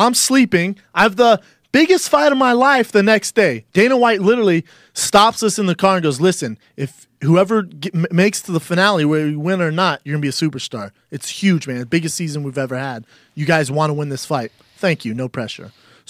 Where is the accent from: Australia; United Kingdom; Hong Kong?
United Kingdom; England; Born and raised in England.